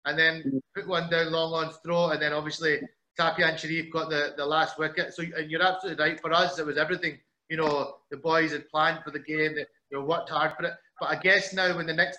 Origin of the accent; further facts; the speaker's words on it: Scotland, United Kingdom; being Scottish.